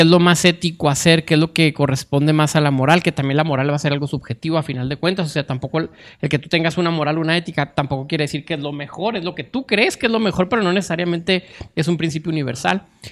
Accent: Mexico

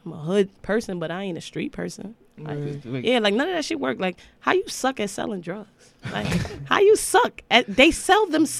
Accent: New York City, New York, United States; because I'm from RC Projects. I'm from Brooklyn.

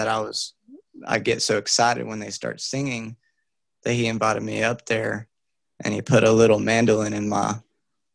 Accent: Dalton, Georgia, United States; I'm from Dalton, Georgia

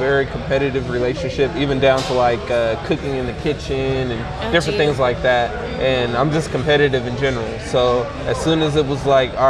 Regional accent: Sacramento, California, United States; moved away as an adult; now in San Antonio, United States; originally I'm from Sacramento, California.

